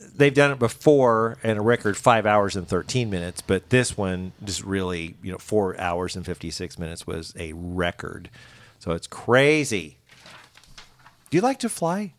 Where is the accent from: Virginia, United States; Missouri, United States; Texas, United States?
Missouri, United States; Springfield; I'm from Springfield